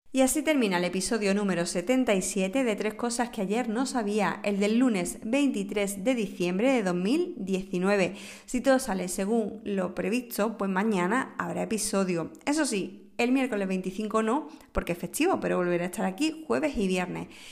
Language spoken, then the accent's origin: Spanish; Moguer, Andalusia, Spain; el Nobel de Moguer de mi tierra